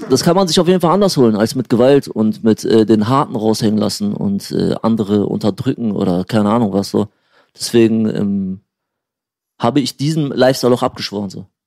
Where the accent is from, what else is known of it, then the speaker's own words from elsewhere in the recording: Pattensen, Lower Saxony, Germany; also born or lived in Syria / Neustadt am Rübenberge; ich bin in Syrien geboren. In Syrien ähm, geboren. Ähm, ich bin aber relativ jung, mit vier, fast fünf Jahren hergekommen